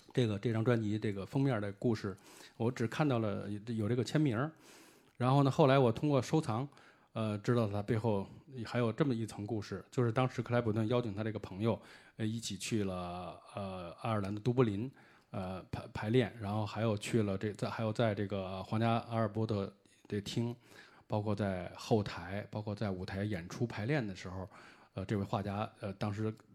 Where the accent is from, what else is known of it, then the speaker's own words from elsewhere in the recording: China; 我是，呃，来自中国的一位那个乐迷